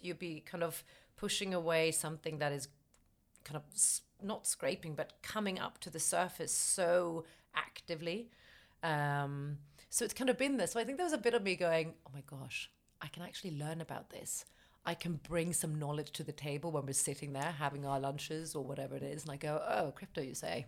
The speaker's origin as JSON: {"language": "English", "town": "Stockholm", "region": "Stockholm County", "country": "Sweden", "tie": "born or raised there", "moved": "as an adult", "lives_now": "United Kingdom", "said": "I'm from Sweden, born in Stockholm"}